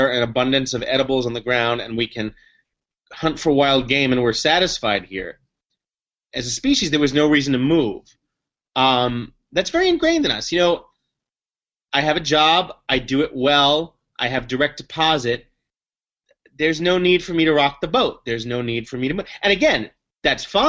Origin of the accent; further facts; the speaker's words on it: New York City, New York, United States; I grew up in the Upper West Side, Manhattan, and I was a public school kid